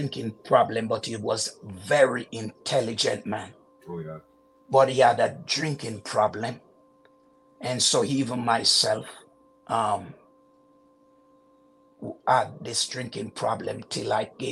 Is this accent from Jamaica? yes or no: yes; Jamaica; moved away as an adult; now in Canada; my childhood in Jamaica is very interesting